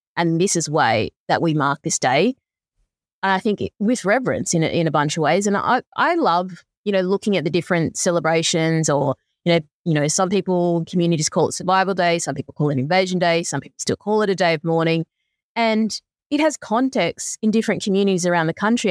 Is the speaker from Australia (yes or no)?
yes; Lismore, New South Wales, Australia; moved away; also born or lived in Brisbane; I grew up in Lismore, didn't have any of this sort of stuff